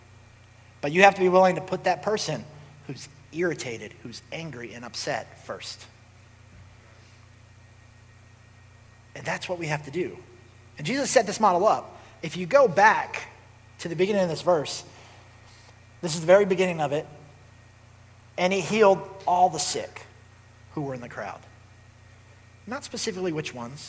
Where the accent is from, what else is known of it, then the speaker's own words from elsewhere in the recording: Cincinnati, Ohio, United States; I'm from Cincinnati